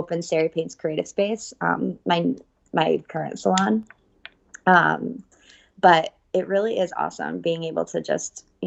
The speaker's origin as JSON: {"language": "English", "town": "New Haven", "region": "Connecticut", "country": "United States", "said": "I am from New Haven, Connecticut."}